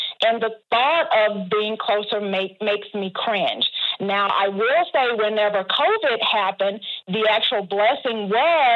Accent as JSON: {"language": "English", "region": "Texas", "country": "United States", "tie": "born or raised there", "also_born_or_lived": "Dallas, Texas", "said": "I was born and raised in a small town in Texas"}